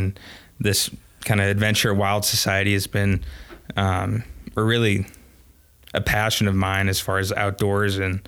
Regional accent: Colorado Springs, Colorado, United States; moved away as an adult; also born or lived in Montana; Grew up in Colorado Springs

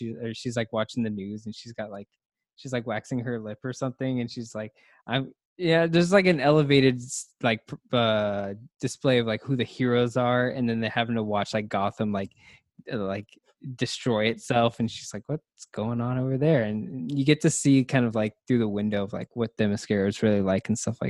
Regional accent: Cleveland, Ohio, United States; born there; I was born in Cleveland, Ohio.

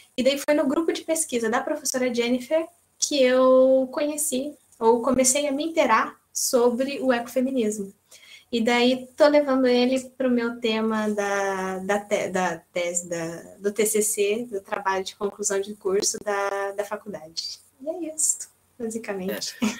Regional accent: Brazil; now in Portugal; eternamente brasileira

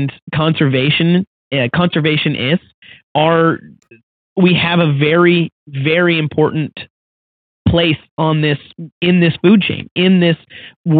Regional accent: Washington, United States; my home state of Washington

